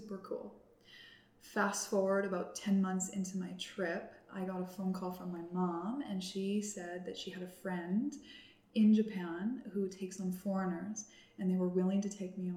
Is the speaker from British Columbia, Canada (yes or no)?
yes; Cranbrook, British Columbia, Canada; I grew up in Cranbrook, BC